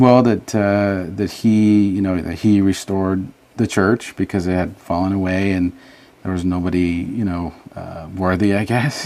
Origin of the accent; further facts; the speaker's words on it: Los Angeles, California, United States; also born or lived in San Salvador, El Salvador; we just kind of made California, Los Angeles area our home